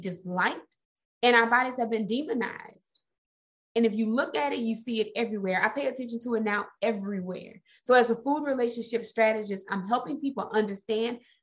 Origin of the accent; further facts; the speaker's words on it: Mississippi, United States; I'm from Mississippi